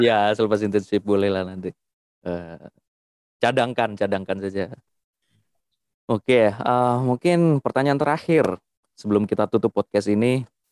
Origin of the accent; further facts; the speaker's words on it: Java, Indonesia; saya dari Jawa